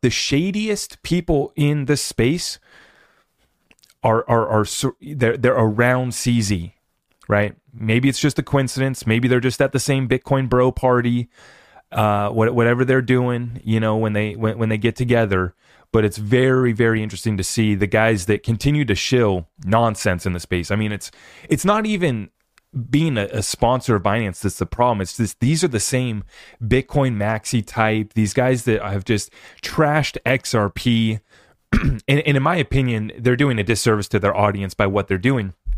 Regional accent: United States; as an American who's under attack by his government

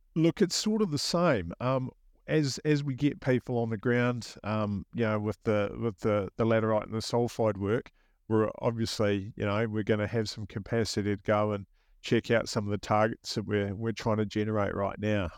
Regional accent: New Zealand; accent: New Zealand; moved away as an adult; now in Australia; they may detect a hint of a New Zealand accent here, um, that would be because I'm from New Zealand

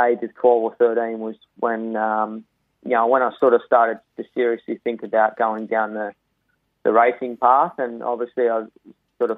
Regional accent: Young, New South Wales, Australia; also born or lived in Temora; I'm originally from Young. We grew up sort of between Young and Tamora on a sort of quite a large farm

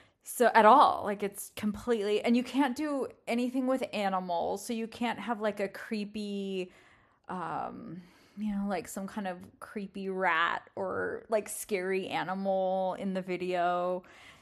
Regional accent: England, United Kingdom; We have a few cars that I grew up around in England, and when I hear them either not starting or starting and then idling, I get rather excited.

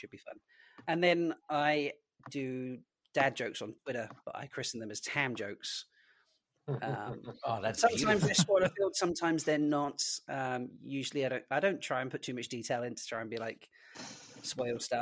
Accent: Isle of Man

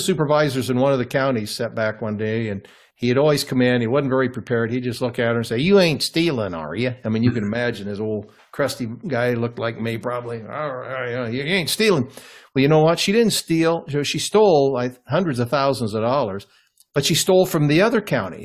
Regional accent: Cooper, Midwest, United States; moved away; my hometown, that little town of 50 farm community

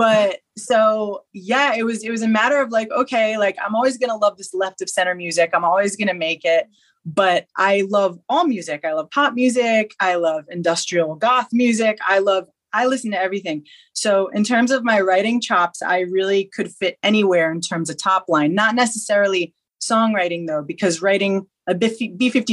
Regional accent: Long Island, New York, United States; I'm from Long Island, New York

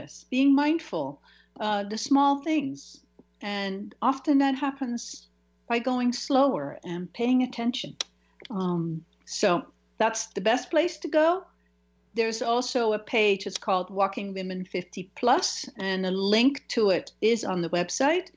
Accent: Netherlands; now in United States; my home country, from Holland. I was living in the U.S.

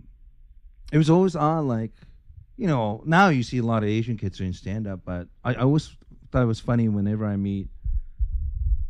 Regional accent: Japan; moved away; Growing up in Japan, everyone looked the same

